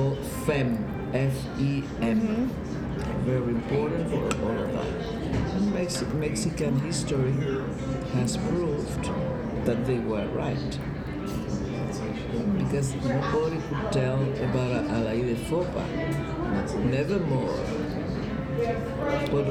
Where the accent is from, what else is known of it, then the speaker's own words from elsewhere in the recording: Havana, Cuba; I'm a Cuban, I was born in Havana, I was born and raised.